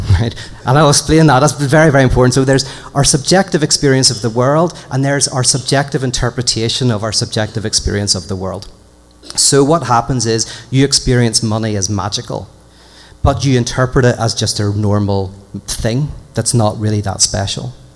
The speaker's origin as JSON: {"language": "English", "country": "Ireland", "moved": "yes", "lives_now": "Los Angeles, United States", "said": "I'm from Ireland"}